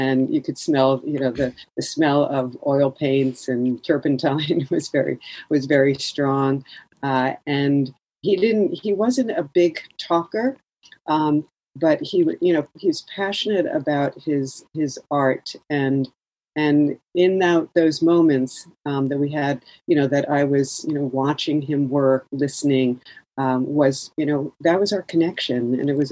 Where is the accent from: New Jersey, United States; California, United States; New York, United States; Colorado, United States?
New Jersey, United States; moved away; also born or lived in Boston; as a kid, I grew up in New Jersey